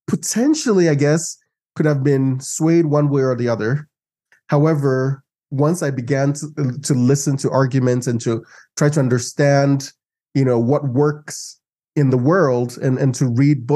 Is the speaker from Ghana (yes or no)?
yes; Ghana; now in United States; I grew up in Ghana, and in Ghana, at least from the time I was born till the time I was 16, I knew only one president